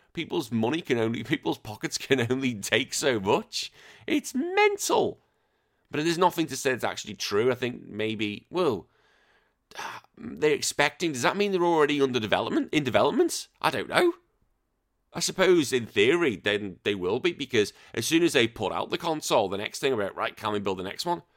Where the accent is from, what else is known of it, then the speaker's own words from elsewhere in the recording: Wallasey, North West England, United Kingdom; I grew up in a little place called the Wirral. My hometown is called Wallasey